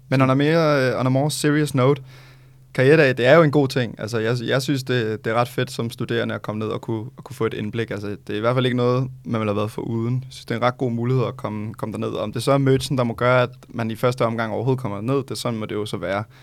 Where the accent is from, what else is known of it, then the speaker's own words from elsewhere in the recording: Thailand; now in Denmark; den lignede noget, jeg købte, øh, da jeg var lille i Thailand.